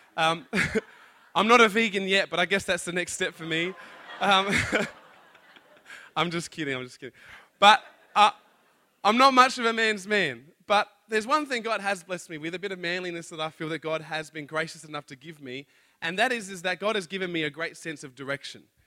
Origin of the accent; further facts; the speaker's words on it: Adelaide, South Australia, Australia; I'm from Adelaide.